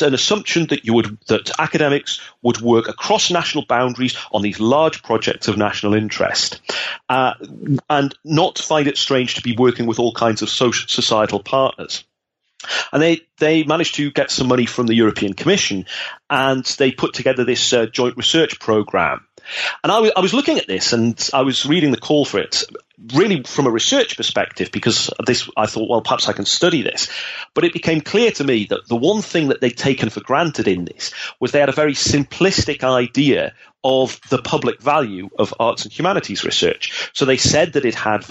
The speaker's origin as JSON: {"language": "English", "region": "North East England", "country": "United Kingdom", "tie": "born or raised there", "moved": "as an adult", "lives_now": "Netherlands", "said": "I come from the Northeast of England, and I grew up at a time when Thatcher was closing down the industries"}